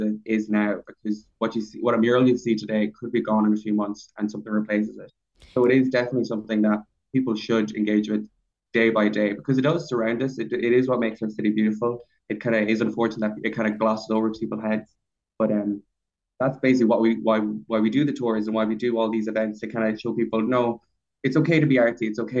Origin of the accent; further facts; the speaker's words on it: Connacht, Ireland; now in Dublin, Ireland; Like, even when I came first to Dublin, I came from Leitrim, and I was looking for an art-filled life.